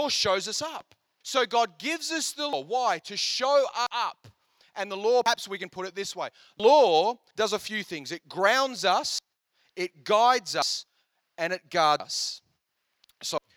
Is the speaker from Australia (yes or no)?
no; India; I'm Indian